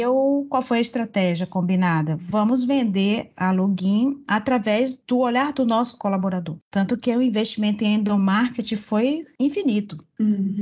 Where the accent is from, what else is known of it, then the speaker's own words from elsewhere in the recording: Bahia, Brazil; accent: Bahian; Sou baiana, pelo uhum. sotaque dá para ver